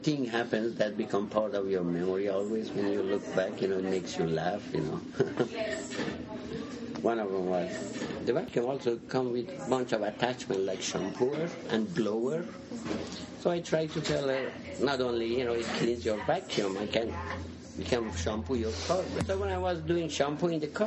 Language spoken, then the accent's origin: English; Iran; also born or lived in Seattle, United States; now in Portland, United States; I was born in 1965 in Iran. I was a fairly major city of 500,000 people. I had never seen coffee before I left Iran